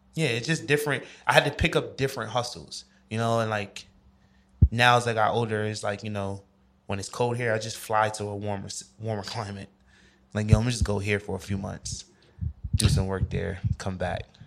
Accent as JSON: {"language": "English", "region": "New York", "country": "United States", "moved": "as an adult", "said": "I'm from New York."}